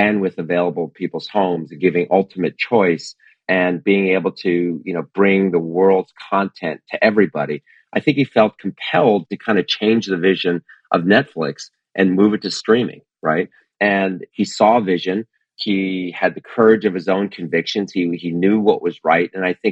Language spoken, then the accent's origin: English; New Jersey, United States; I grew up in New Jersey